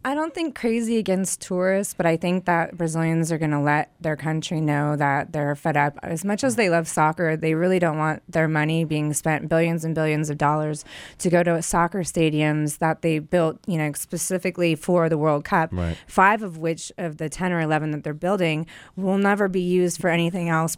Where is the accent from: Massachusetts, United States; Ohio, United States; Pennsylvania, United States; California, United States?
California, United States; San Diego; now in Long Beach, United States; I grew up in San Diego